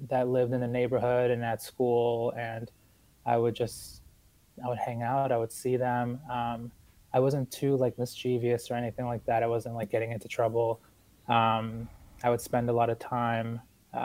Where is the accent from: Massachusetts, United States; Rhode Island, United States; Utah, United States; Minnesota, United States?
Massachusetts, United States; Boston; also born or lived in Ecuador; I was born in Ecuador, but I came to the United States with my family when I was about 4 years old, and we moved to Boston